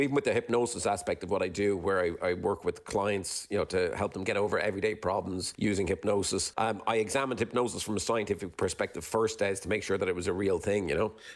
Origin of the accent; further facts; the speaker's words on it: Ireland; moved away; being Irish